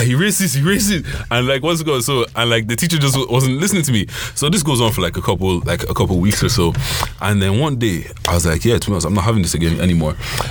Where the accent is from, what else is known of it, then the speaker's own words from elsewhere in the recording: London, United Kingdom; first language Yoruba; English is a second language; also born or lived in Nigeria; we moved from Nigeria, we moved to London, so we're in school, and I was in school in London for everything.